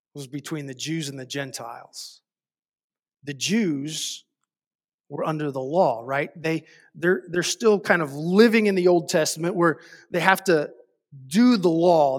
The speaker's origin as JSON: {"language": "English", "country": "United States", "said": "as an American"}